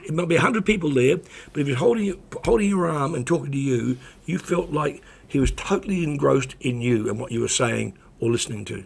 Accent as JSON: {"language": "English", "country": "New Zealand", "tie": "born or raised there", "also_born_or_lived": "Australia", "moved": "yes", "said": "when I was growing up in New Zealand"}